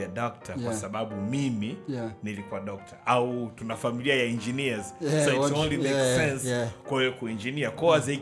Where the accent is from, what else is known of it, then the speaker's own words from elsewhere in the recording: Tanzania; a lot of us growing up in Tanzania